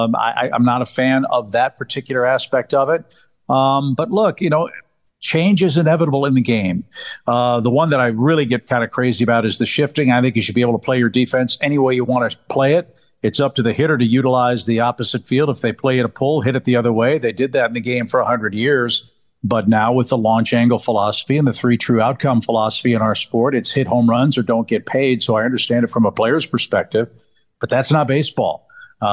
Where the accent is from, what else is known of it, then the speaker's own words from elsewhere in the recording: St. Louis, Missouri, United States; I grew up in St. Louis watching Vince Coleman and Willie McGee steal 100 bases every year.